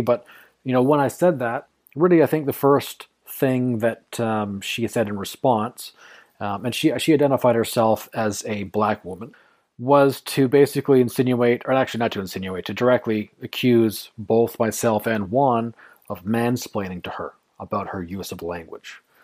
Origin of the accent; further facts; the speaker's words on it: Canada; I'm also Canadian